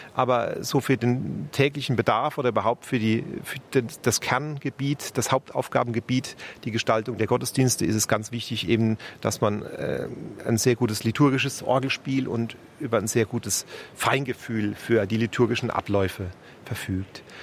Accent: Speyer, Rhineland-Palatinate, Germany; moved away as an adult; also born or lived in Frankfurt; now in Munich, Germany; in meiner Geburtsstadt in Speyer

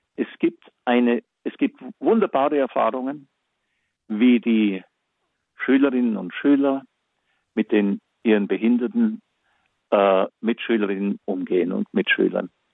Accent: Germany; bei uns in Deutschland

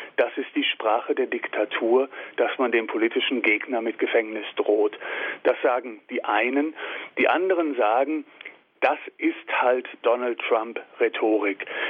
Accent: Germany; uns als Deutsche

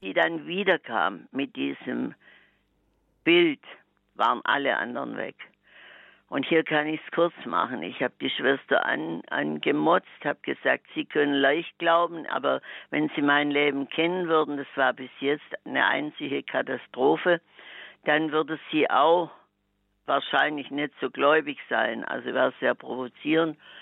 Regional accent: Swabia, Germany; als echter Schwabe

